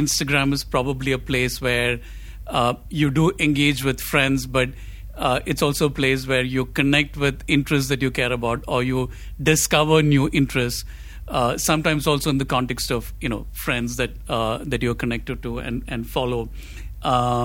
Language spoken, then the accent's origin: English; Kochi, Kerala, India; I grew up in Cochin, and I grew up on Malayalam cinema